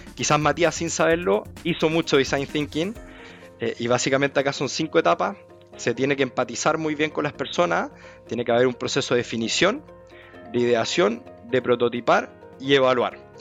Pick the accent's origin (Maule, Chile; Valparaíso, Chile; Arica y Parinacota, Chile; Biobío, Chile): Biobío, Chile; Concepción; moved away as an adult; also born or lived in France; now in Santiago, Chile; yo soy de Concepción, nacido, criado, criado allá, estoy en Santiago desde el 2019